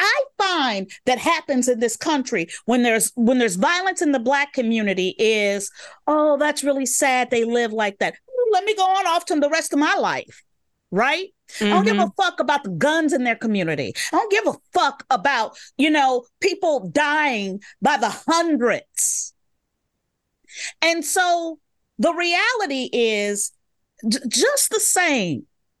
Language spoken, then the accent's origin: English; Chicago, Illinois, United States; Growing up in Chicago, block parties are really important parts of the community.